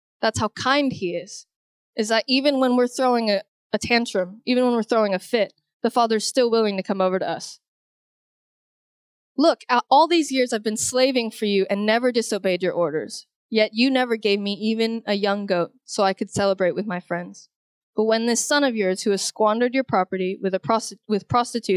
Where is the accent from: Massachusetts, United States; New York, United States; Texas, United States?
Texas, United States; Houston; I grew up, I'm originally from Houston, Texas